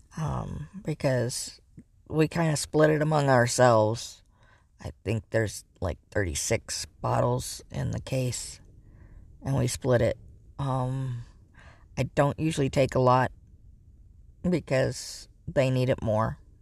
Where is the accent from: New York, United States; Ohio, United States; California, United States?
California, United States; Northern; I grew up in Northern California